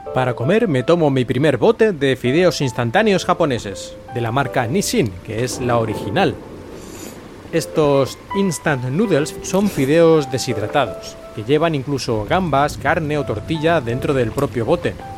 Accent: Spain; moved away as an adult; now in Japan; yo soy de España

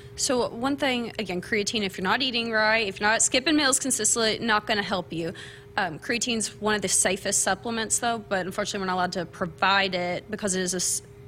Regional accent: small town Kentucky, United States; moved away as an adult; now in Lincoln, Nebraska, United States; I am from small town Kentucky, graduated from UK.

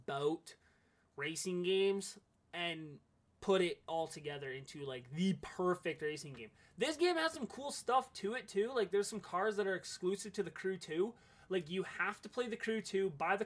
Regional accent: Canada; I'm Canadian

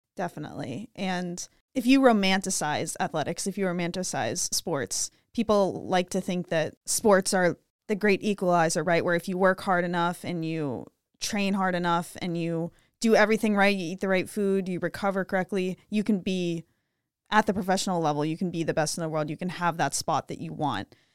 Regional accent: Pittsburgh, Pennsylvania, United States; I'm from Pittsburgh

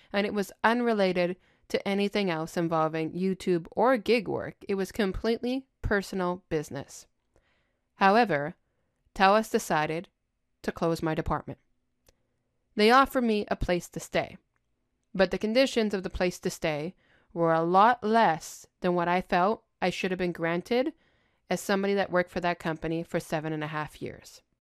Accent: Montreal, Quebec, Canada; I'm born and raised in Montreal, Quebec

